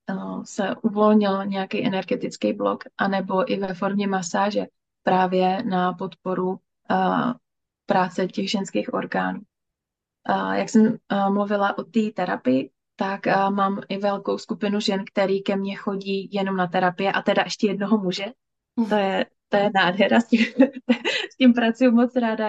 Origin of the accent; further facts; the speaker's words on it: Moravia, Czechia; já jsem z Moravy, takže je to oblast Zábřeh na Moravě